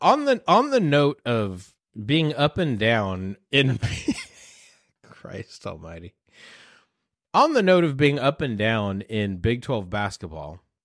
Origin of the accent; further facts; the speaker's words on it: Houston, Texas, United States; moved away; I'm from Houston